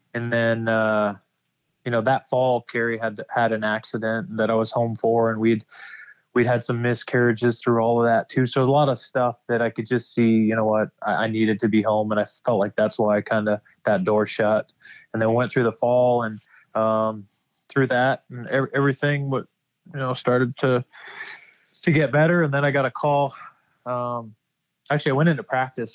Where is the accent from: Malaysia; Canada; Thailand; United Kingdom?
Canada; moved away as an adult; also born or lived in Ottawa, Canada / Nashville, United States; I was almost 11 years in Ottawa, which is about a three-hour drive from my hometown